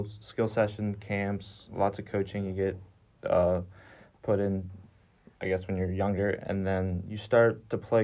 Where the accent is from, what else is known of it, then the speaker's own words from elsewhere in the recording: Baltimore, Maryland, United States; moved away; I'm from Baltimore, Maryland